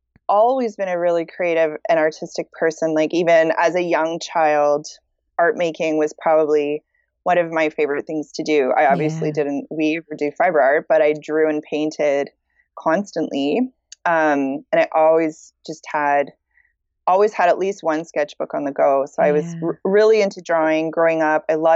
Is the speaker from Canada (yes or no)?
yes; Petawawa, Ontario, Canada; now in Montreal, Canada; So I'm a military brat. So I was born in Ontario, in Petawawa, Ontario, but I moved a lot. I moved like every 3 to 4 years, we moved to a different city. So I grew up all over Canada.